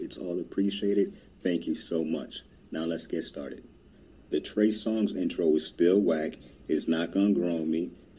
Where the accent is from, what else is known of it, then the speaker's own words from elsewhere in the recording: New Jersey, United States; each and every last one of my listeners in my home state of New Jersey.